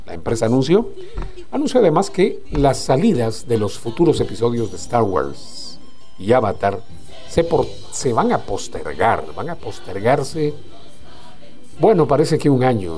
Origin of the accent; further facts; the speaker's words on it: Guatemala; los chapines somos bien abrazadores